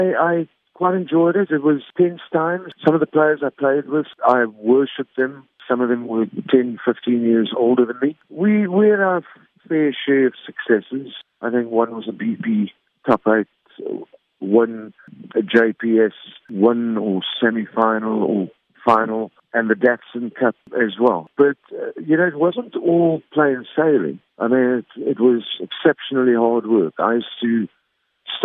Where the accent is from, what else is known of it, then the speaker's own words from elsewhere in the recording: Pretoria, Gauteng, South Africa; I was born in Pretoria